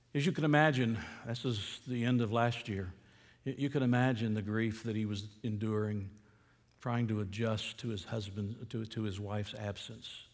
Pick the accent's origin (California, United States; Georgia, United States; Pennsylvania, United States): Georgia, United States; Atlanta; I grew up in Atlanta.